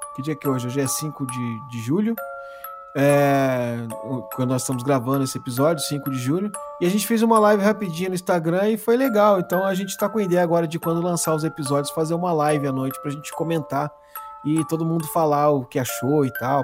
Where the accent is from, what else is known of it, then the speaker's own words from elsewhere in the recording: Mogi das Cruzes, São Paulo, Brazil; Nós somos de Mogi das Cruzes, Bertioga é do lado aqui